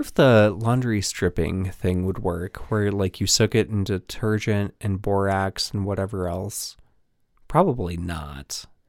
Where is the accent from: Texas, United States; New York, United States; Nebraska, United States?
Nebraska, United States; moved away as an adult; now in Chicago, United States; I am a transplant from Nebraska